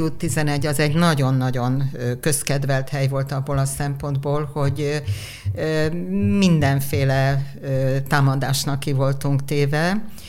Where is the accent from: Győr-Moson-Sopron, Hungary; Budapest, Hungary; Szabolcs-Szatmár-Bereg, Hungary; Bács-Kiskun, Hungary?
Budapest, Hungary; ide születtem én is